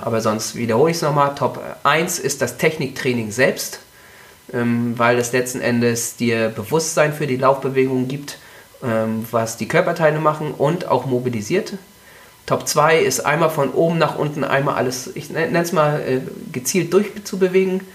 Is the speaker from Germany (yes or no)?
yes; Mecklenburg-Vorpommern, Germany; ich komme aus Mecklenburg-Vorpommern